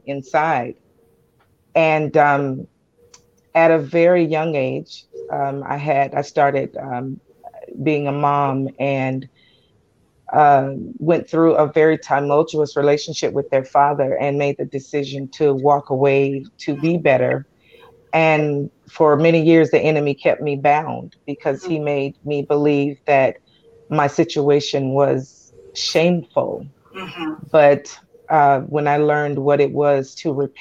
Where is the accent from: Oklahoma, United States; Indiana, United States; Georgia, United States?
Georgia, United States; Columbus; also born or lived in Anchorage, Alaska; now in Tucson, United States; I hail from Columbus, Georgia, born and raised in Georgia